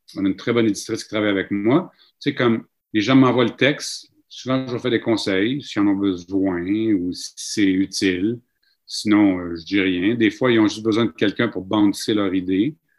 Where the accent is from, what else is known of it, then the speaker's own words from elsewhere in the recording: Mashteuiatsh, Quebec, Canada; also born or lived in Saskatchewan; chez nous, à Machouillache, dans ma famille